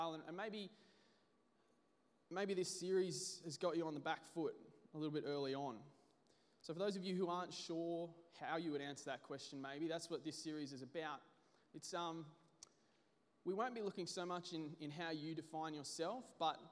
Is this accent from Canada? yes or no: no; Brisbane, Queensland, Australia; I'm from Brisbane